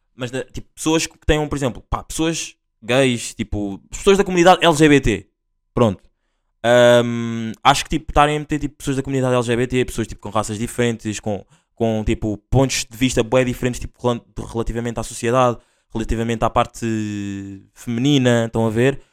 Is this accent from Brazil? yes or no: no; Linha de Sintra, Lisbon, Portugal; eu sou da LS a linha de Sintra